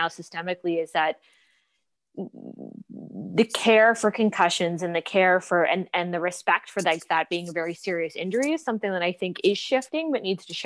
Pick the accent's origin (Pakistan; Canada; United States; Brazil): Canada; East Coast, Atlantic Canada; moved away as an adult; now in Toronto, Canada; I'm from the East Coast. I moved to Toronto in 2009 after an undergrad degree out there to study at Humber College.